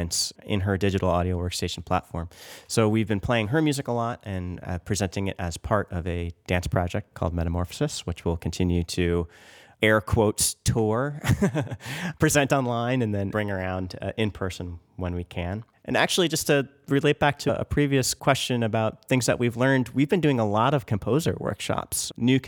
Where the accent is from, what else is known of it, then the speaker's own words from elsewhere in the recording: outside of New York City, United States; now in Chicago, United States; I grew up outside of New York City